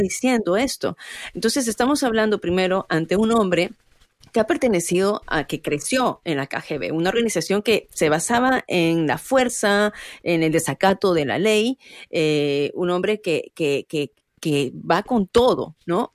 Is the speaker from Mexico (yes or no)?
no; Peru; now in United States; somos, en mi caso, peruano, yo orgullosa de ser peruana